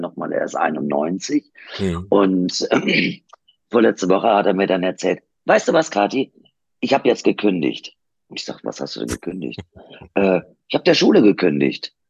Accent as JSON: {"language": "German", "town": "Kiel", "region": "Schleswig-Holstein", "country": "Germany", "tie": "born or raised there", "also_born_or_lived": "Duisburg, North Rhine-Westphalia", "said": "wir sind ja in Duisburg aufgewachsen. Und wir sind dann, äh, als ich acht Jahre alt war, nach Kiel hochgezogen"}